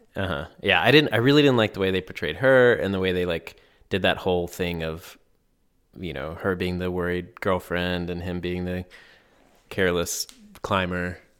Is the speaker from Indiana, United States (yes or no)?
no; Black Mountain, North Carolina, United States; it literally starts in my hometown, downtown, like on the main strip.